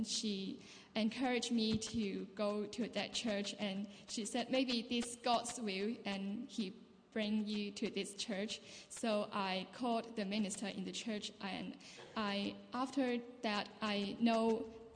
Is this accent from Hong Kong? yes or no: yes; Hong Kong; moved away as an adult; now in Dundee, United Kingdom; I'm from Hong Kong and I'm doing an exchange program in Dundee Uni